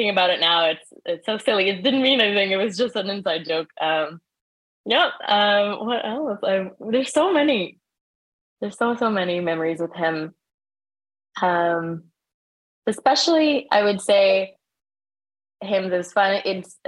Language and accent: English; Prince Edward Island, Canada; moved away; also born or lived in Sri Lanka; the community that I grew up in on Prince Edward Island